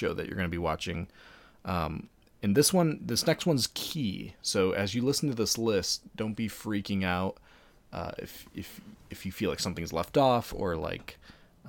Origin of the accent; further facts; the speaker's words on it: Ohio, United States; Both Andrew and I are from Ohio